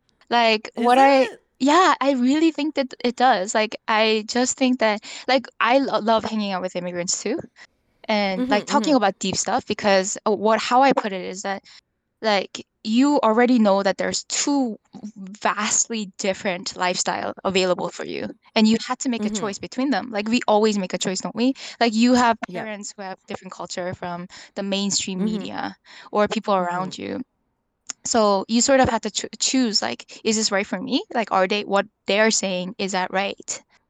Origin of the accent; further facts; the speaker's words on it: North Vancouver, British Columbia, Canada; What I found interesting about, I think, growing up in North Van is like I think you know North Van, like there's a lot of professionals there.